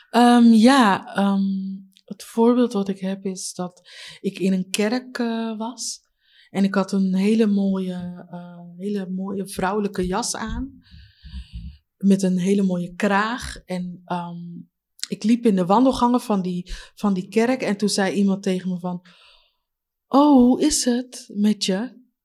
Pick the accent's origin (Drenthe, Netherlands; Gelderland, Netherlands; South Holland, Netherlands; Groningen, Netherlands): South Holland, Netherlands; Leiden; also born or lived in Katwijk; ik ben geboren hier in Leiden